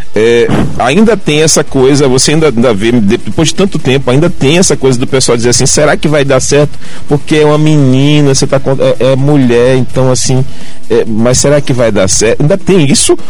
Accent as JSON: {"language": "Portuguese", "region": "Bahia", "country": "Brazil", "said": "como bom baiano"}